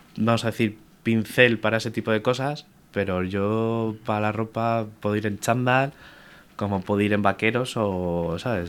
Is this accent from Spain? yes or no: yes; Madrid, Community of Madrid, Spain; yo con mis padres de pequeño caminaba mucho por Madrid